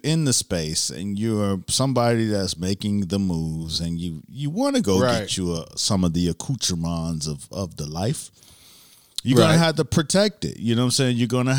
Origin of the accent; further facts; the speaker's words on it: Miami, Florida, United States; You know, I like to talk about Miami because I'm from Miami. Mm-hmm. But I grew up in a time where the jacking season became a real fucking thing.